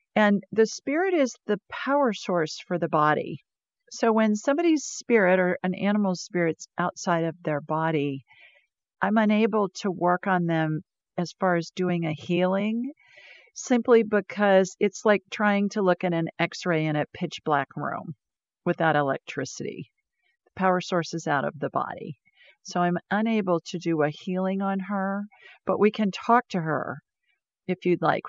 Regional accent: Ohio, United States; moved away as an adult; also born or lived in Sioux Falls, South Dakota; I grew up in snow in Ohio

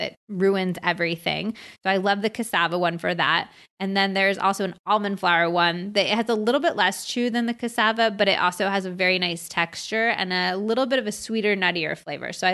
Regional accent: United States; also born or lived in California / Arizona; I grew up in California and Arizona

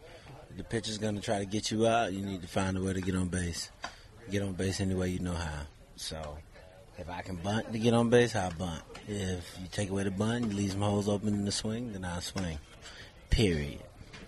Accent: Florida, United States; rep Florida. I represent Florida. So it's just like a bonus being able to represent and play in my home state

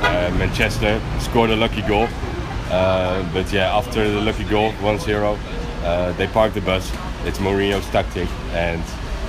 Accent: Amsterdam, North Holland, Netherlands; English is a second language; from Amsterdam.

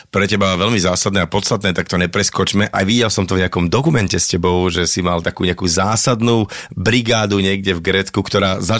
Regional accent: Nitra, Nitra Region, Slovakia; Ja teda pochádzam z Nitry.

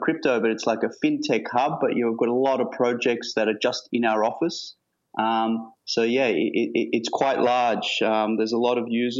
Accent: Sydney, New South Wales, Australia; We're from Sydney, Australia, all three of us, born and raised.

